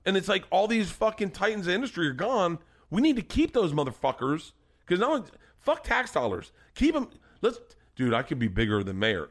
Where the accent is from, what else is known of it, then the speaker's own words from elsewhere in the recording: Florida, United States; growing up in Florida, there were al-, always compound bows or recurve bows around.